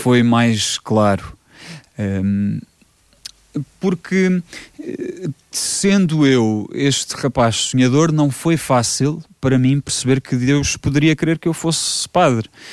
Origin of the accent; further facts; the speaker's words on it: Vimeiro, Centro, Portugal; nasci no Vimeiro, não aqui no Conselho, mas no Vimeiro que pertence ao Conselho da Lourinhã, Uh, e hum, cresci sempre rodeado de muita história.